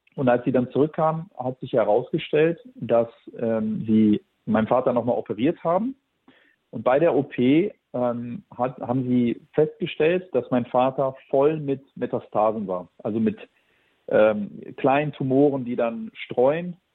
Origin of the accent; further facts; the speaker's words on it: Germany; wir sind äh, aus Kroatien. Ich bin hier in Deutschland geboren